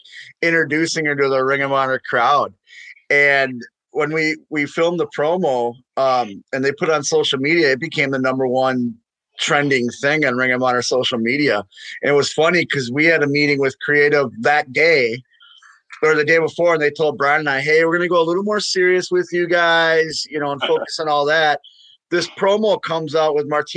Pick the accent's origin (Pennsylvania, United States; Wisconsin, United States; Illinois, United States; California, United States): Wisconsin, United States; Milwaukee; moved away as an adult; also born or lived in Missouri; born and raised in Milwaukee